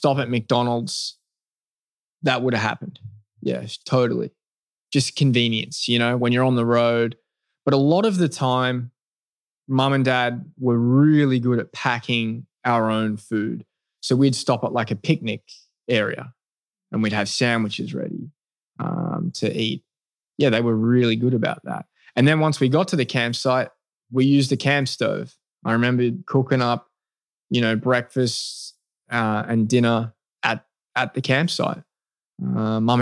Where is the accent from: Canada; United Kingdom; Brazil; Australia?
Australia; Melbourne, Victoria; moved away as an adult; also born or lived in Adelaide, Australia; That's really where I lived most of my life before making the move to America